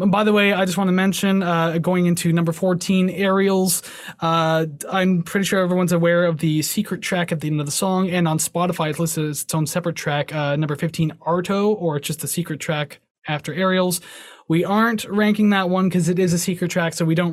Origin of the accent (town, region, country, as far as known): Canada